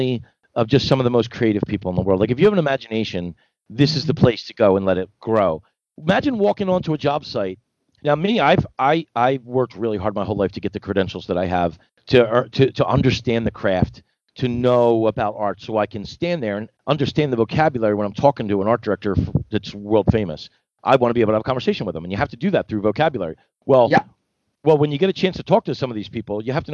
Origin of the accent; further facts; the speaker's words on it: Philadelphia, Pennsylvania, United States; moved away; I came from Philadelphia, really a place where it's the mural capital of the world, a big art. So I grew up loving it.